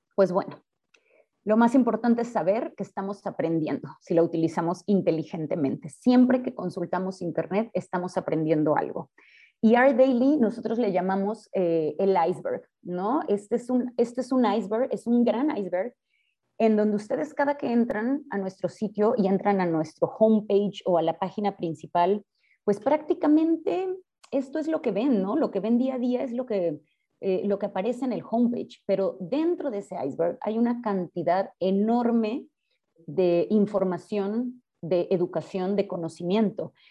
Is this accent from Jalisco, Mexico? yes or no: yes; Guadalajara, Jalisco, Mexico; yo soy de Guadalajara, yo estudié acá en el ITESO